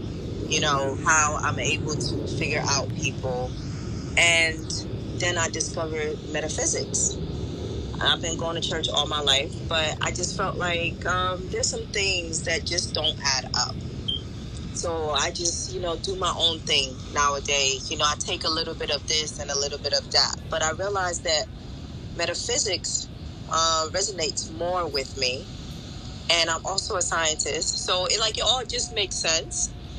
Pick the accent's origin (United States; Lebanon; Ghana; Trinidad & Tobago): Ghana; born there; I'm Ghanaian by birth, and we do have a bit of Portuguese in us because my great grandfather from my mother's side came from Portugal and settled in Ghana